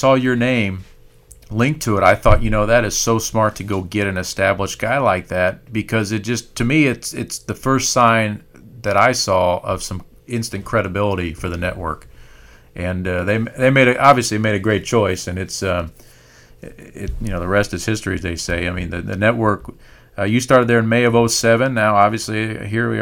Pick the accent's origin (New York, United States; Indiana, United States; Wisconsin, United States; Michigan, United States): Indiana, United States; we grew up in Purdue country and in Indiana